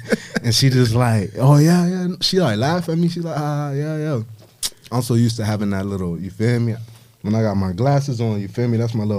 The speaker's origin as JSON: {"language": "English", "town": "Miami", "region": "Florida", "country": "United States", "tie": "born there", "said": "I'm from everywhere, nowhere, but I was born in Miami."}